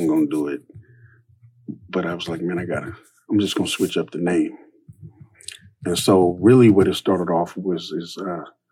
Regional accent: California, United States; Growing up in California with a vegan and vegetarian, with a Black single mother that everyone thinks is lesbian, it was rough

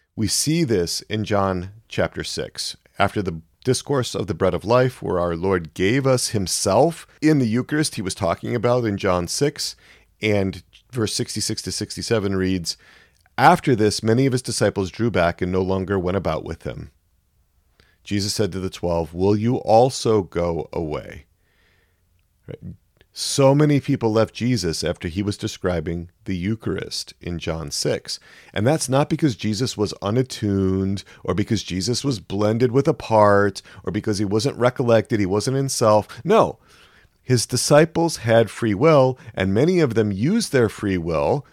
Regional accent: Wisconsin, United States; moved away; I grew up in Wisconsin.

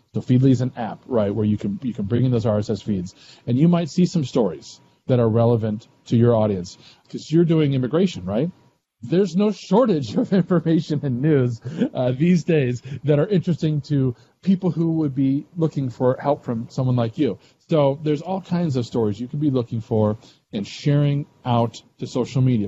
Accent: Missouri, United States; I'm from Missouri too

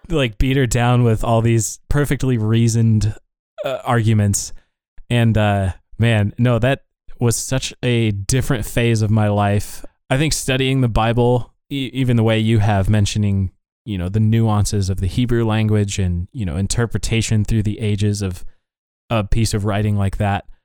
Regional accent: Laurel, Montana, United States; now in Virginia, United States; we we grew up in Laurel, Montana and yet some of us are now in Virginia writing code

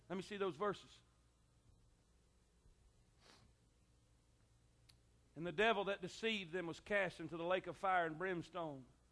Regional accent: Florida, United States; moved away; I'm from Florida

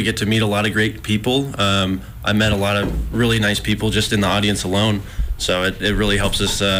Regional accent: Colorado, United States; now in Missoula, United States; I'm originally from Colorado, but I've been living in Missoula for 3 years.

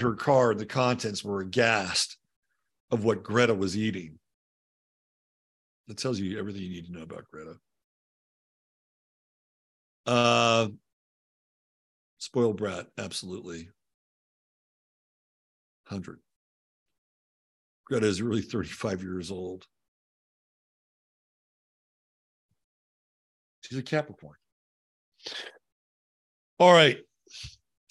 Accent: Bay Area, California, United States; I grew up in the Bay Area

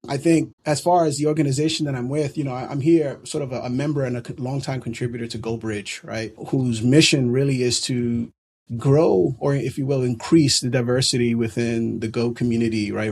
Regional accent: New York City, New York, United States; born and raised in New York City

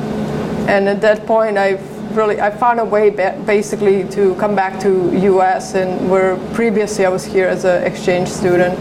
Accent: Serbia; moved away as an adult; now in Portland, United States; I grew up in Serbia, in Eastern Europe

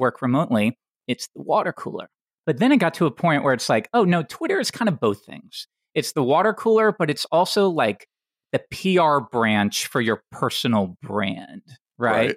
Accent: Tennessee, United States; I grew up in Tennessee

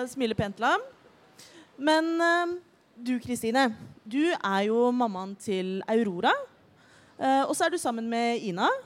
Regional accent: Oslo, Norway; Jeg er 29 år gammel. Jeg er fra Oslo.

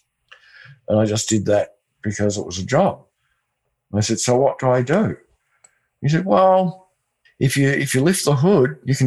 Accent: Australia; I'm Australian

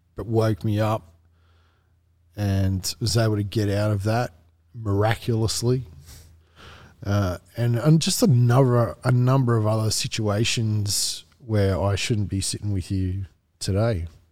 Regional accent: Wollongong, New South Wales, Australia; moved away; also born or lived in Marrickville / Kununurra; we moved back down to Wollongong. Wollongong is where my parents grew up

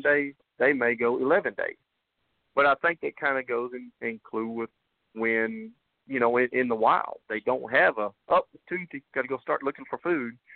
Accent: Kansas, United States; moved away; my home state of Kansas

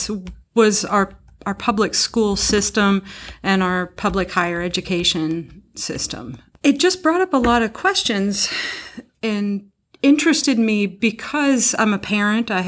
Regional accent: McCracken County, Western Kentucky, United States; I'm from Western Kentucky, from McCracken County, and now they have a McCracken County public school system. When I was a kid, there was Lone Oak, Reedland, and Heath

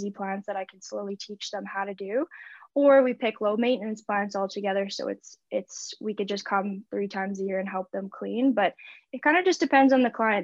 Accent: Winnipeg, Manitoba, Canada; now in Okanagan Valley, Canada; I am originally from Winnipeg, so the prairie.

